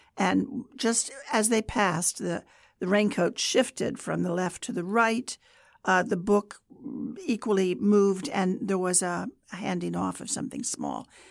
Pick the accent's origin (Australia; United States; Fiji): United States; Kansas; moved away as an adult; also born or lived in Germany; I was from Kansas